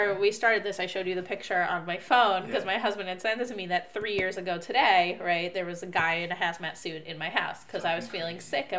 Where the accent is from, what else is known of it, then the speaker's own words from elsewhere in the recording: New Jersey, United States; now in Israel; The New York area. I grew up in New Jersey.